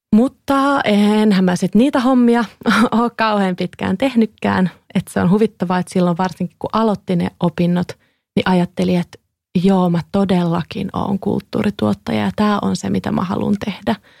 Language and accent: Finnish; Kouvola, Kymenlaakso, Finland; moved away; Mä oon siis Kouvolasta, Kouvolan yhteiskoulun lukiosta